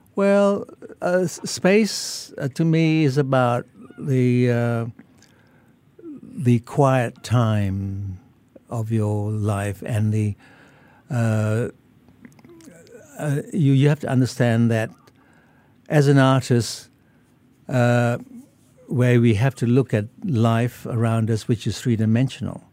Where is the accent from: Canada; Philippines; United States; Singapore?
Singapore; moved away as an adult; also born or lived in Muar, Johor, Malaysia / New South Wales, Australia; now in Australia; then I moved over to Singapore in nineteen fifty at the age of, um, ten, and I w, went to school here, and I finished all of m, my, my schooling in Singapore